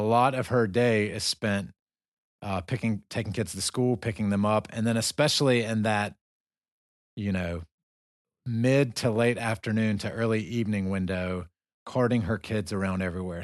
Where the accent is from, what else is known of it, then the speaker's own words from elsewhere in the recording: United States; now in Dagestan, Russia; we're both Americans. We're from the United States.